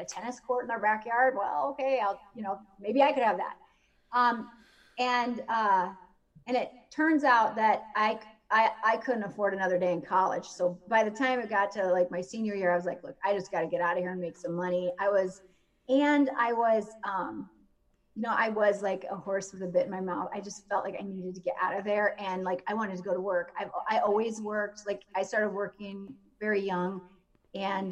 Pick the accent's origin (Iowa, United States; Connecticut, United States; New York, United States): Iowa, United States; Spencer; moved away; I was born in Spencer, Iowa, and that's where I grew up, home of the Fighting Tigers